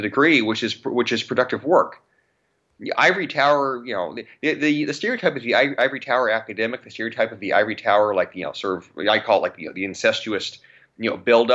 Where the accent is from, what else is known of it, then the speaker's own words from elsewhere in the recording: Riverside County, California, United States; I grew up in Riverside County in California, which was one of the hardest hit county in the country.